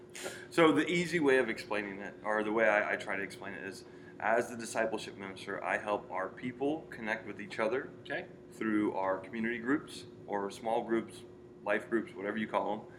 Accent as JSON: {"language": "English", "town": "Joliet", "region": "Illinois", "country": "United States", "tie": "born or raised there", "said": "But I grew up here in Joliet. Born and raised in Joliet."}